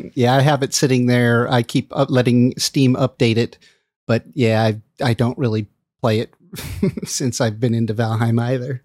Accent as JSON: {"language": "English", "town": "Los Angeles", "region": "California", "country": "United States", "tie": "born or raised there", "moved": "as an adult", "lives_now": "San Francisco Bay Area, United States", "said": "I grew up in L A, but I left when I just barely entered adulthood"}